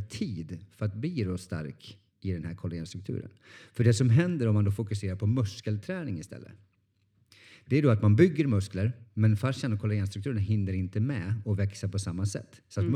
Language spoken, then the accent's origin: Swedish; Norrland, Sweden; jag är från Norrland